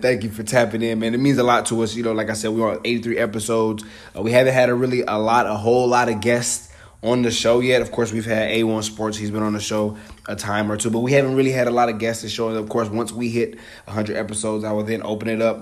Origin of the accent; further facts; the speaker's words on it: the South, United States; I'm from the South